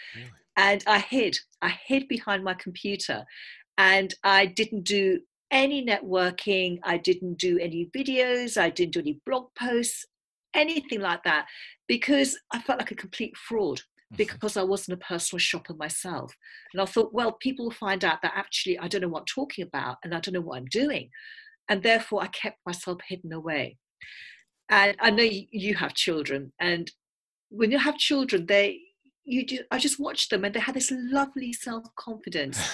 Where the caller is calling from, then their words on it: south of Cambridge, East of England, United Kingdom; I'm calling from England. I live just south of Cambridge.